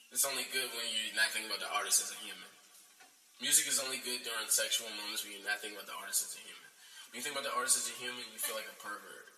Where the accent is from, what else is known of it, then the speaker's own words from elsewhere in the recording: United States; being an American, born in America